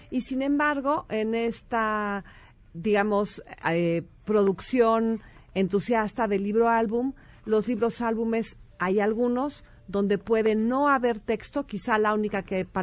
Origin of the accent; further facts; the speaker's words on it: Mexico; Bueno, te puedo decir que ya en, este, este, tono de palabras, sí, siendo mexicano